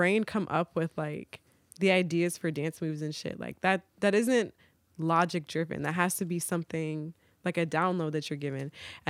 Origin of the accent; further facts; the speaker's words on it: Virginia, United States; Because I'm like, yo, I'm from Virginia. Like, I never felt at home in New York. Like, I always claimed Virginia.